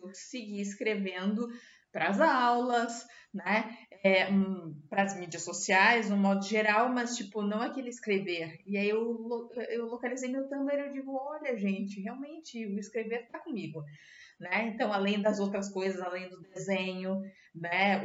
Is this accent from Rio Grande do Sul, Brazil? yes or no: yes; Dom Pedrito, Rio Grande do Sul, Brazil; also born or lived in Serra Gaúcha, Rio Grande do Sul; eu sou de Dom Pedrito, na fronteira do Rio Grande do Sul com o Uruguai